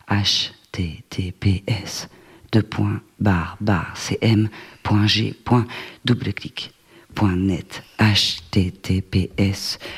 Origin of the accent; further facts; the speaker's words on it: Bordeaux, Nouvelle-Aquitaine, France; accent: Bordeaux; C'est mon accent bordelais.